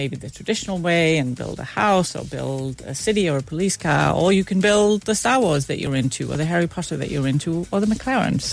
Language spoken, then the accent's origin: English; Denmark; growing up in Denmark, it is just such a big part of our Danish culture